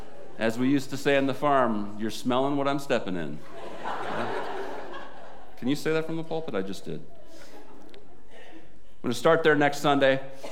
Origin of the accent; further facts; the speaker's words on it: South Dakota, United States; now in Iowa, United States; I came from South Dakota and I thought they were the frozen chosen. It's cold up there, right?